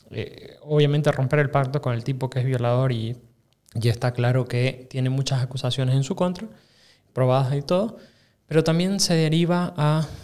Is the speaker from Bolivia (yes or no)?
yes; Santa Cruz, Bolivia; Claro y yo soy su camba.